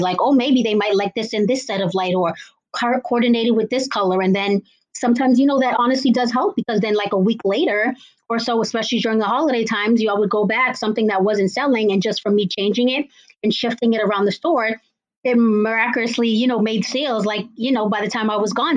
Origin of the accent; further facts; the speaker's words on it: Cambridge, Massachusetts, United States; I am from Cambridge, Massachusetts